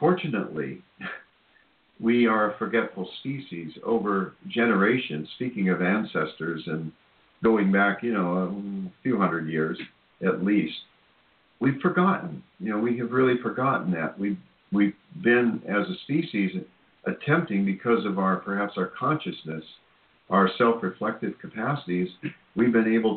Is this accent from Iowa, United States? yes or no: yes; Cedar Rapids, Iowa, United States; moved away; I'm from Cedar Rapids, Iowa